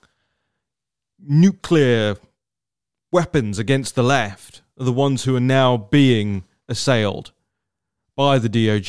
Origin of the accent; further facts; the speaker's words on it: Uxbridge, London, United Kingdom; moved away; I spent most of my life growing up on the streets of Uxbridge in West London